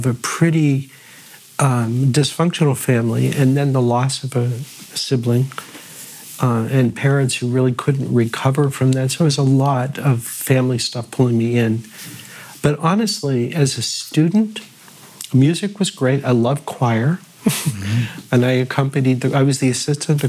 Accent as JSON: {"language": "English", "town": "North Miami Beach", "region": "Florida", "country": "United States", "tie": "born or raised there", "also_born_or_lived": "Pittsburgh, Pennsylvania", "said": "I was born in Pittsburgh, mm-hmm. Squirrel Hill to be precise, mm-hmm. and lived there until I was 8, and then I moved to North Miami Beach, Florida."}